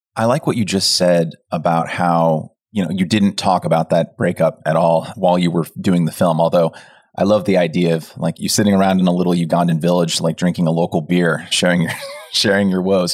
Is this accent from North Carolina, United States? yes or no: no; Pleasanton, California, United States; moved away as an adult; moving from my hometown of Pleasanton to college